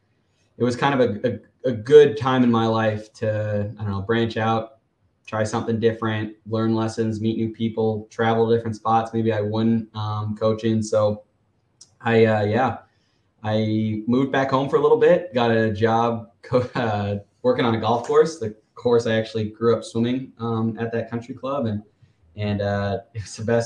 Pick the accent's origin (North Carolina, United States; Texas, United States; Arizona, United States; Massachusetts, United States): Arizona, United States; Gilbert; moved away as an adult; also born or lived in Phoenix, Arizona; now in Tuscaloosa, United States; I grew up in like Gilbert, Arizona, kind of moved all around Phoenix, but, grew up there